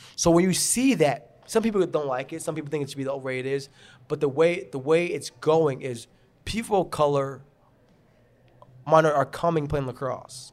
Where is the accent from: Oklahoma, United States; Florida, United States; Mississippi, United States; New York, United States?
New York, United States; Garden City; I grew up in Garden City